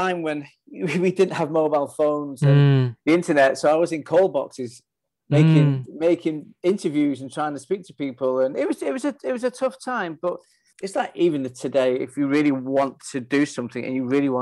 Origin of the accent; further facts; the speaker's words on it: Manchester, North West England, United Kingdom; accent: Northern; moved away as an adult; also born or lived in Fallowfield, Manchester / London; now in New York, United States; I was born in Mossside and spent many wonderful years there as a kid and into my early teens.